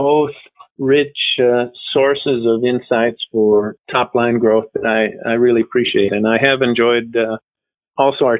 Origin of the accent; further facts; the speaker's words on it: United States; moved away as an adult; also born or lived in Germany; now in France; I spent the first decade of my career in the U.S. as an American